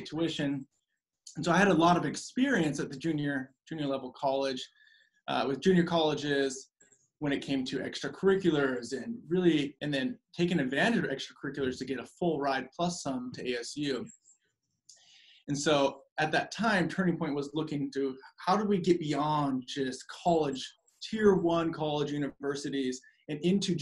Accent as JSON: {"language": "English", "area": "the Northwest", "region": "Pacific Northwest", "country": "United States", "tie": "born or raised there", "also_born_or_lived": "Arizona", "moved": "as an adult", "said": "I'm originally from the Northwest. So I'm a Northwest baby, you know, born and raised Northwest."}